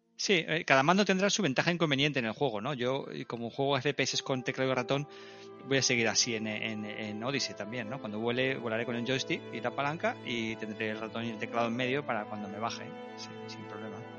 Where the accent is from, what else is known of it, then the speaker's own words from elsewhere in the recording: Madrid, Community of Madrid, Spain; also born or lived in Basque Country; Yo soy vasco, nacido en Madrid